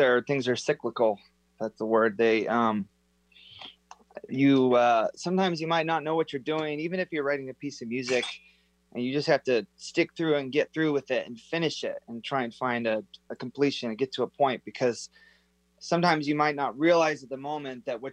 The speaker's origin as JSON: {"language": "English", "town": "Snohomish", "region": "Washington", "country": "United States", "tie": "born or raised there", "also_born_or_lived": "Arlington, Washington", "said": "I was born in Arlington."}